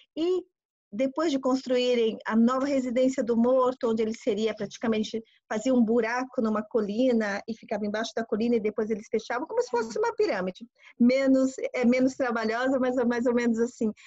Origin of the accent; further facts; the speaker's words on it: Brazil; moved away as an adult; also born or lived in Japan / Tokyo, Japan / Florence, Italy; now in Italy; eu nasci no Brasil, pai japonês, mãe brasileira.